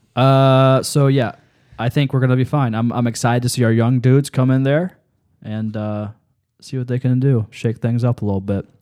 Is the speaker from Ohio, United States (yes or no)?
yes; Lancaster, Ohio, United States; I grew up on the Fairfield County Fair in Lancaster